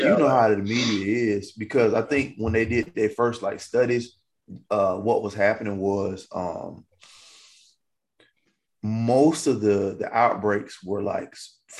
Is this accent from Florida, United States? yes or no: no; Alabama, United States; I grew up in Alabama